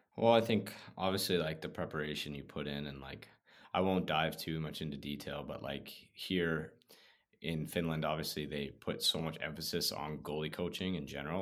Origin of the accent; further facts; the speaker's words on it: Prince George, British Columbia, Canada; moved away as an adult; I was from Prince George